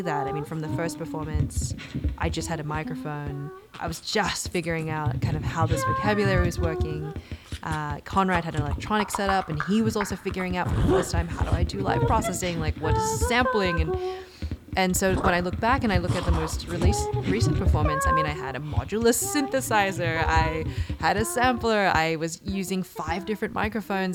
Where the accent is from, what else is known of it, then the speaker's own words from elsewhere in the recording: Sydney, New South Wales, Australia; moved away as an adult; I grew up in Sydney, Australia